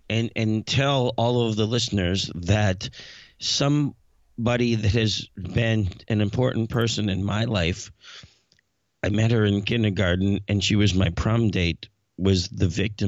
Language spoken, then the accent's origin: English; Greensburg, Pennsylvania, United States; my hometown, Greensburg, PA